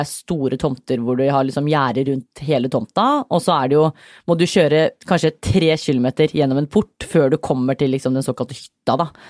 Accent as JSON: {"language": "Norwegian", "country": "Iran", "said": "Fordi jeg er fra Iran, så tenkte jeg dette her er jo helt perfekt."}